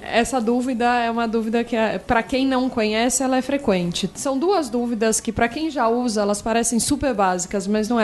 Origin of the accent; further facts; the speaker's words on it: Araraquara, São Paulo, Brazil; moved away as an adult; also born or lived in United States; now in São Paulo, Brazil; Eu sou de Araraquara, então eu sou do interior.